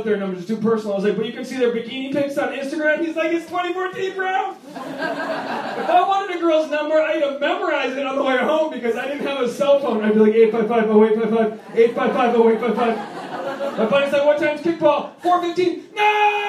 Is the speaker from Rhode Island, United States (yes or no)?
yes; Rhode Island, United States; I'm originally from Rhode Island.